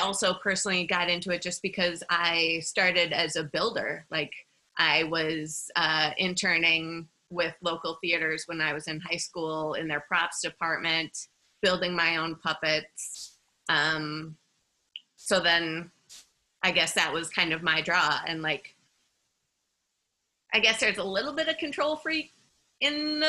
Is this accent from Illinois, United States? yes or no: no; Minneapolis, Minnesota, United States; I grew up in Minneapolis, which is a really great city for